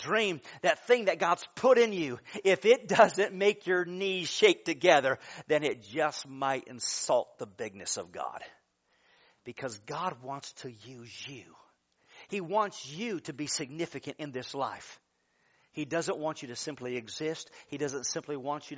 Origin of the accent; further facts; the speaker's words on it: Michigan, United States; I'm from Michigan